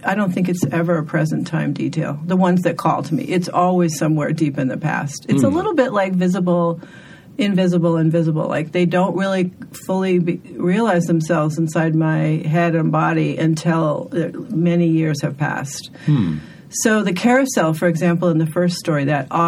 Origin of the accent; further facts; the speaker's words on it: Bakersfield, California, United States; moved away; I was born in Bakersfield